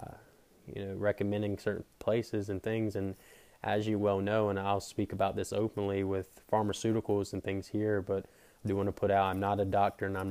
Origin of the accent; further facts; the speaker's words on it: Pinetops, North Carolina, United States; I am from Pine Tops, North Carolina. Pine Tops is a very small town in Edgecombe County